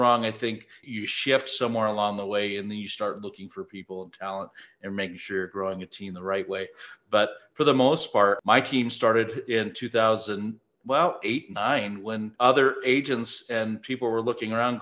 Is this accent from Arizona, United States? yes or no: yes; Prescott, Arizona, United States; We're both from Prescott, Arizona. It is our hometown.